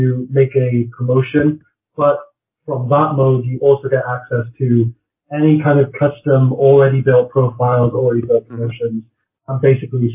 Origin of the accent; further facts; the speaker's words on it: Wales, United Kingdom; I'm Welsh